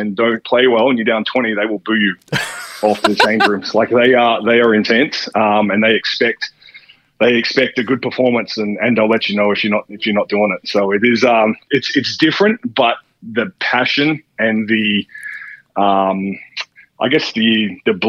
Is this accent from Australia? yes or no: yes; Perth, Western Australia, Australia; also born or lived in Philadelphia; I grew up in Perth as a Wildcats fan, as an Eagles fan.